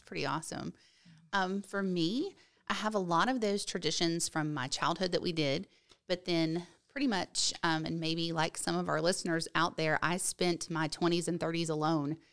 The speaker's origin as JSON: {"language": "English", "region": "West Virginia", "country": "United States", "tie": "born or raised there", "moved": "yes", "lives_now": "Oviedo, Florida, United States", "said": "where I grew up in West Virginia"}